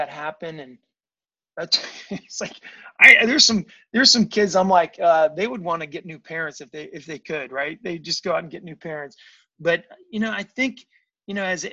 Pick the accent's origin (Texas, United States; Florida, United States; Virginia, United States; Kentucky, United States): Virginia, United States; I grew up in Virginia, and my parents were from Baltimore